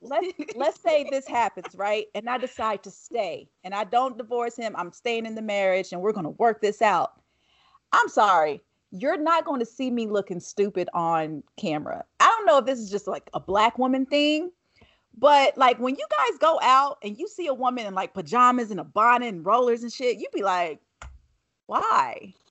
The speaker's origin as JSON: {"language": "English", "region": "the South", "country": "United States", "tie": "born or raised there", "said": "I feel like, especially growing up in the South"}